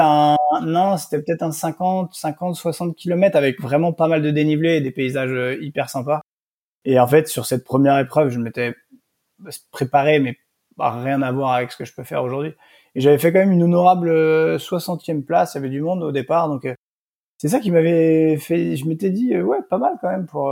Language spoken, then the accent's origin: French; South Brittany, France; moved away; also born or lived in Nantes / Lille / Nice; je suis originaire de du Morbihan en, Bretagne Sud où j'ai grandi